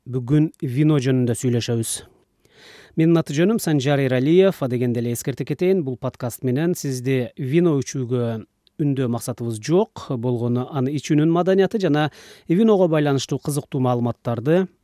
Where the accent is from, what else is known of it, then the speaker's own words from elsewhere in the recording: Kyrgyzstan; мен туулуп өскөн кыргызстанда